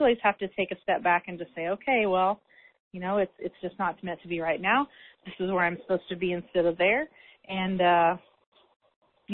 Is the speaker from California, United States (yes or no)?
no; Illinois, United States; moved away as an adult; also born or lived in Indiana; here we are back in Illinois in my hometown